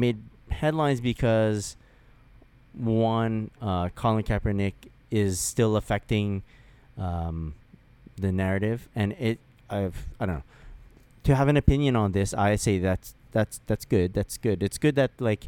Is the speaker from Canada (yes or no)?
yes; Canada; we're Canadian